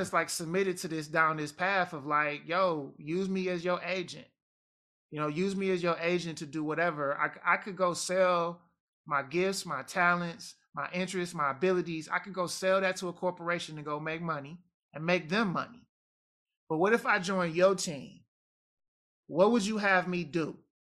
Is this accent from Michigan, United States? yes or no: yes; Detroit, Michigan, United States; also born or lived in Jamaica; I'm Detroit American